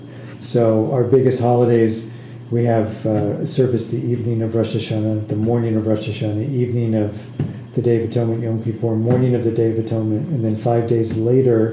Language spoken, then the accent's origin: English; Westport, Connecticut, United States; moved away as an adult; also born or lived in Cape Cod, Massachusetts / Boston, Massachusetts; now in Evansville, United States; I grew up in Westport, Connecticut, a little town right in southern Connecticut, not far from New York City.